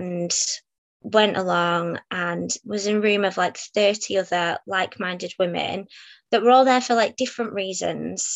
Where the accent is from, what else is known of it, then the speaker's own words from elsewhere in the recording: Halifax, Yorkshire and the Humber, United Kingdom; also born or lived in Manchester; I'm from Halifax